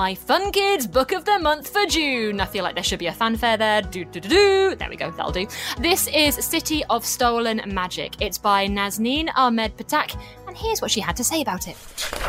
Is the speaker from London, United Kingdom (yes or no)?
no; North East England, United Kingdom; I'm from the Northeast